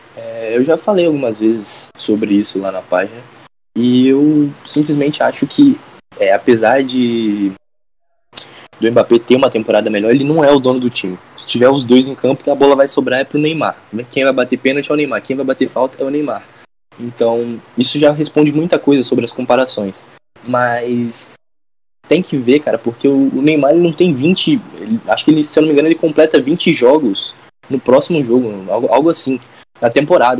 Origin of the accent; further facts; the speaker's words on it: Espírito Santo, Brazil; sou do Espírito Santo